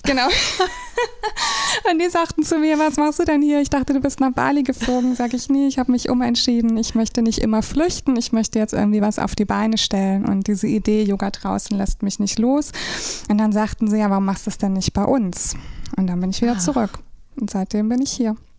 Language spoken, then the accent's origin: German; Rhine-Main area, Germany; moved away as an adult; now in St. Peter-Ording, Germany; ich komme ursprünglich aus dem Rhein-Main-Gebiet und bin seit 2013 jetzt hier oben in St. Peter-Ording.